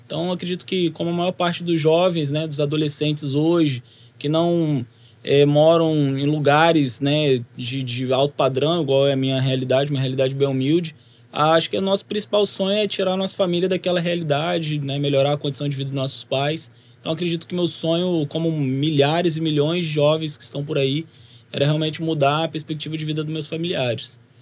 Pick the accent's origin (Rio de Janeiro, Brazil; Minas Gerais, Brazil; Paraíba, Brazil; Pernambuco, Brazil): Rio de Janeiro, Brazil; now in Guarapari, Brazil; eu sou capixaba de nascença, mas logo depois da né, do meu nascimento, nós voltamos para o Rio de Janeiro, onde minha família